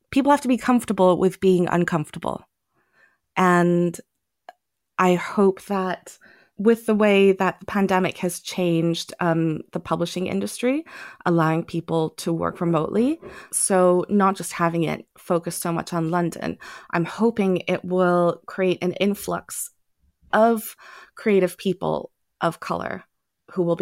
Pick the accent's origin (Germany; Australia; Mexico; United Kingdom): Germany; also born or lived in Thailand; I grew up partly in Germany and partly in Thailand. So I was constantly around other languages.